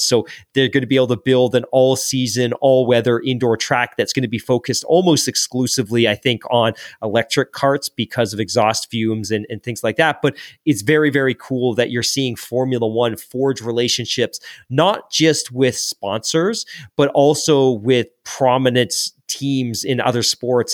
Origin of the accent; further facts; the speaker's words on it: England, United Kingdom; moved away; when I was growing up in England, I was in what they, eh, basically their, their equivalent of elementary school.